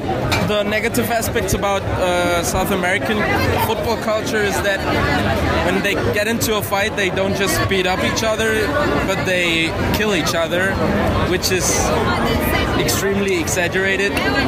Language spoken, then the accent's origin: English; Germany; now in Medellin, Colorado, United States; I'm Colombian German.